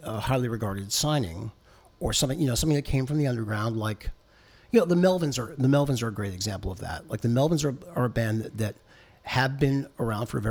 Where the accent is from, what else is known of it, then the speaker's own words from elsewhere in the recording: Boston, Massachusetts, United States; I'm from Boston, and we don't do those things there